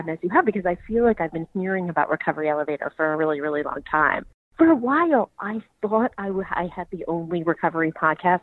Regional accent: Marin County, California, United States; I'm from Marin County, which is up north

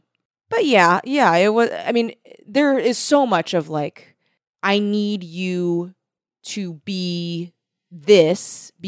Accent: California, United States; every time I've gone to Catalina and growing up in South Bay, it's like a thing to do.

